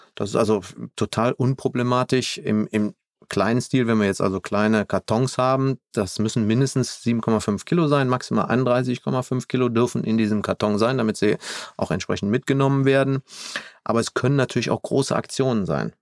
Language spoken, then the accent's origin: German; Germany; hier bei uns in Deutschland